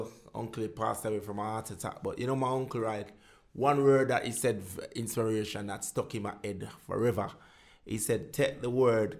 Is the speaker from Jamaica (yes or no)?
yes; Jamaica; moved away as an adult; now in United Kingdom; 20, I came over here 23.